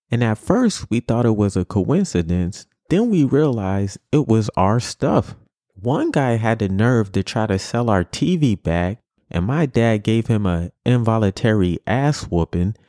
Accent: New York City, New York, United States; growing up in New York City

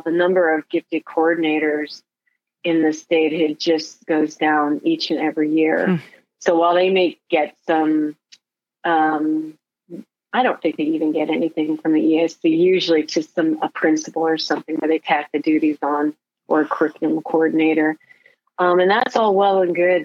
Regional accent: Michigan, United States; moved away as an adult; also born or lived in Texas / San Antonio; now in Ohio, United States; being from the Midwest, uh, I grew up in Michigan

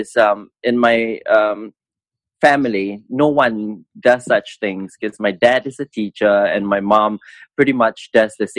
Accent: Singapore; I came from Rosyth School, which is one of the top schools in Singapore

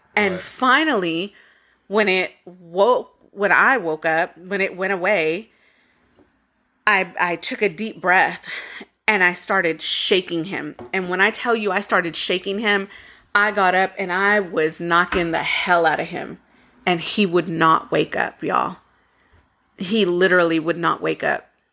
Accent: Waco, Texas, United States; growing up in Waco, we had a mobile home

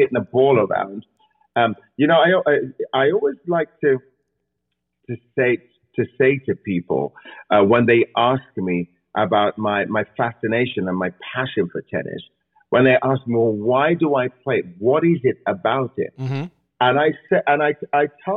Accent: England, United Kingdom; I grew up watching that in England

